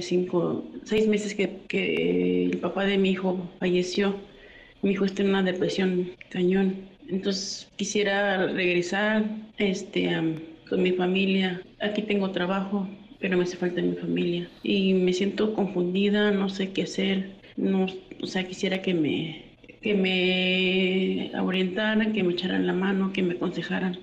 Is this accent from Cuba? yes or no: no; Zacatecas, Mexico; moved away as an adult; now in Mexico City, Mexico; Estoy, tengo aquí cuatro años este, en la Ciudad de México. Yo soy de Zacatecas, vine buscando trabajo